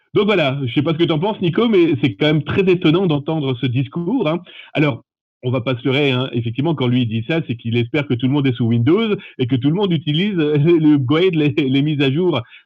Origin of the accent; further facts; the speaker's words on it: France; chez nous, en France, on a vraiment cette fibre aussi humaine